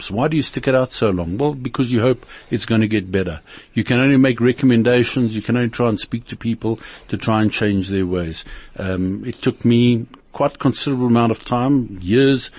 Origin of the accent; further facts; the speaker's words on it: Germiston, Gauteng, South Africa; I'm South African born, lived in Germiston for a good part of 20 years of my life, and then moved around the country